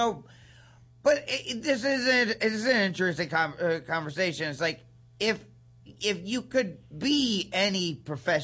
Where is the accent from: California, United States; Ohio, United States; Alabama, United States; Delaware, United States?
Ohio, United States; East Liverpool; also born or lived in Canton, Ohio; we moved from back to my hometown, which is East Liverpool, Ohio, where I was born and where my parents were born and everything